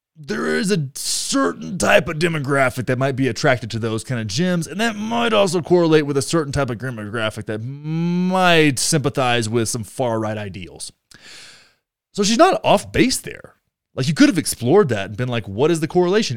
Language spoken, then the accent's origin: English; rural Texas, United States; my hometown, which is in the middle of rural Texas